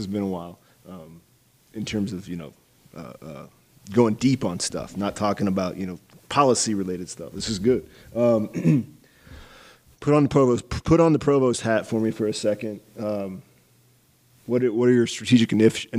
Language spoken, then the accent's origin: English; Iowa, United States; I grew up in Iowa